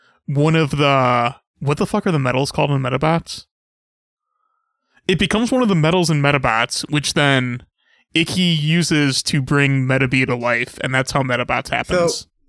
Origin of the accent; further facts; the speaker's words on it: United States; I'm from America